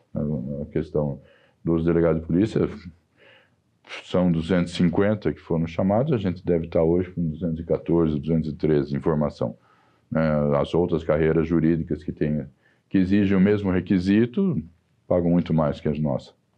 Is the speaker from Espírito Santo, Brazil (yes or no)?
no; Sorocaba, São Paulo, Brazil; accent: caipira; moved away as an adult; now in São Paulo, Brazil; eu sou caipira de Sorocaba